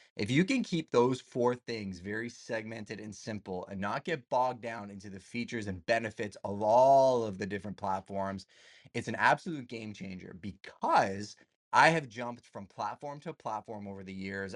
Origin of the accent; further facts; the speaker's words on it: Canada; I'm Canadian